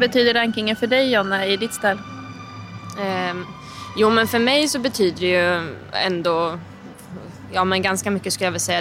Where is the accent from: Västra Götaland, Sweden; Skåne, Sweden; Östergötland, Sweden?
Östergötland, Sweden; Linköping; moved away as an adult; now in Brussels, Belgium; jag är från Linköping